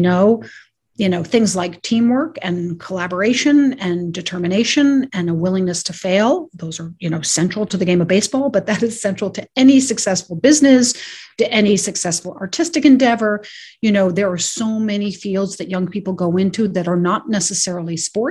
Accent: New York City, New York, United States; I grew up in New York City

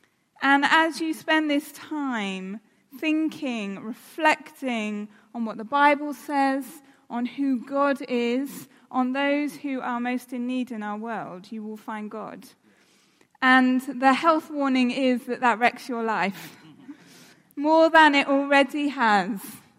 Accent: South West England, United Kingdom; now in London, United Kingdom; I live in London. I grew up in the West Country. I lost my accent because I realised no one would take me seriously if I continued to talk like a farmer. But I've lived in London for the last 13 years.

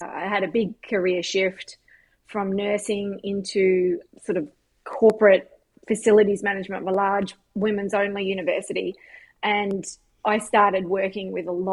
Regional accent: Queensland, Australia; moved away as an adult; now in United States; growing up in Australia was great.

